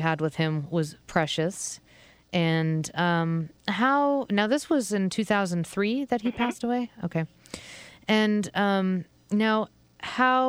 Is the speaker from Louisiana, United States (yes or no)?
no; Massachusetts, United States; moved away as an adult; also born or lived in Vermont; I was raised in Massachusetts, so that's where my parents lived.